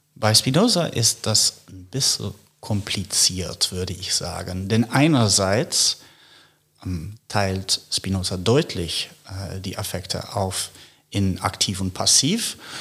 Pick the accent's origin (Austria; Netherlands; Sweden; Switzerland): Netherlands; moved away as an adult; also born or lived in United States / Paris; now in Berlin, Germany; ich stamme aus den Niederlanden